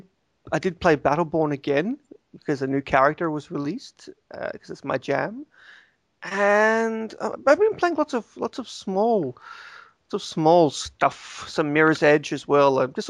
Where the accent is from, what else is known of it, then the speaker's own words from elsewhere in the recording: the South, United States; So, I'm from the South, and I think I'm sort of channeling...